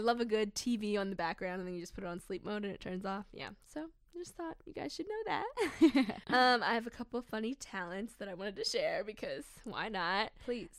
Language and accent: English; Baltimore, Maryland, United States; I was born and raised in Baltimore, Maryland